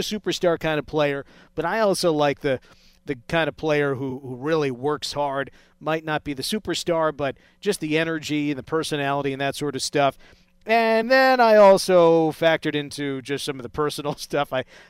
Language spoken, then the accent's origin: English; New Jersey, United States; as a kid growing up in Jersey.